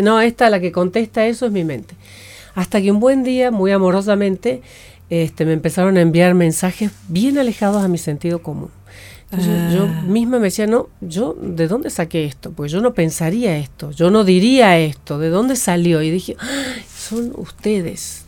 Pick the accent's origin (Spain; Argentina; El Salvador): Argentina; Santiago del Estero; moved away as an adult; also born or lived in La Cumbre, Córdoba / Tucumán; soy del norte, yo he nacido en Santiago del Estero, luego de los 8 a los 13 años viví en la cumbre Córdoba, ah, luego volví a Santiago